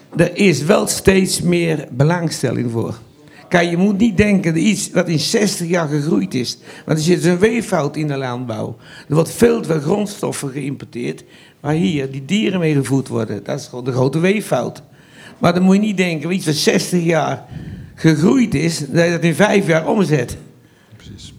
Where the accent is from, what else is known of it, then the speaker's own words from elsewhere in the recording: Vianen, Utrecht, Netherlands; also born or lived in Hagestein; now in Westpolder, Netherlands; Ik ben geboren in Vianen op een klein stadsboerderijtje. En dan zijn we in, eh, zeventig verhuisd naar, eh, Harenstein